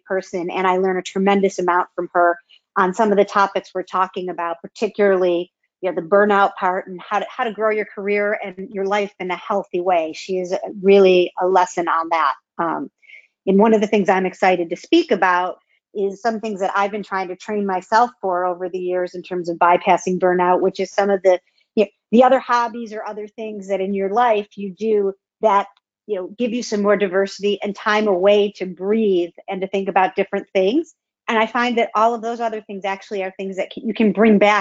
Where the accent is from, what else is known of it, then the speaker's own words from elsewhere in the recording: Buffalo, New York, United States; moved away; I'm truly from Buffalo, and the Buffalo Bills are still my go-to at any time.